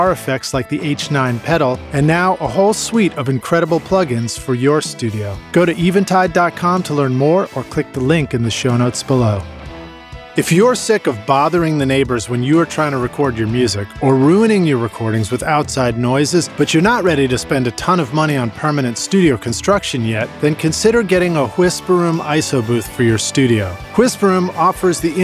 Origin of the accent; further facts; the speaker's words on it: Boston, Massachusetts, United States; originally from Boston, also my hometown